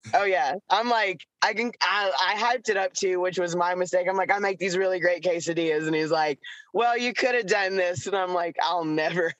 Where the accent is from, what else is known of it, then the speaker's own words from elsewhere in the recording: Chattanooga, Tennessee, United States; I was born near Chattanooga, Tennessee, which is uh, at the foothills of the Appalachian Mountains. So we lived on a mountain